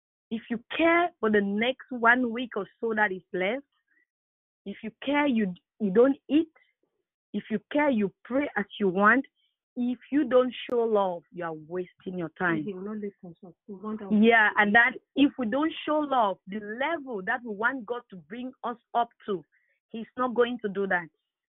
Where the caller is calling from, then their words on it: Barrie, Ontario, Canada; It's Sister …. I'm calling from Barrie, Ontario.